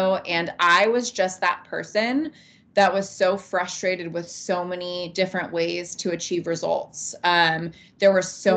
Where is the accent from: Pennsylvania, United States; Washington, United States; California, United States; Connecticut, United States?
California, United States; also born or lived in Montana; now in Idaho, United States; Born and raised in California. And I ended up moving into Montana and Idaho territory